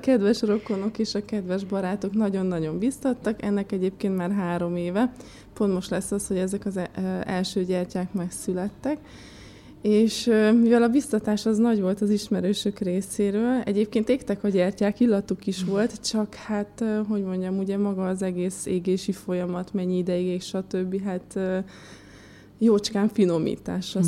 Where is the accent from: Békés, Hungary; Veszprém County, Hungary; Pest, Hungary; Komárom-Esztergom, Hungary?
Békés, Hungary; moved away; Békés megyében nőttem fel